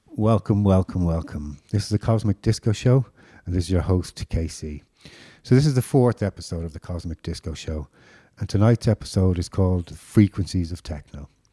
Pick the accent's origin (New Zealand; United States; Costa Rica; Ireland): Ireland; Dublin, Leinster; I grew up in Dublin in the mid '80s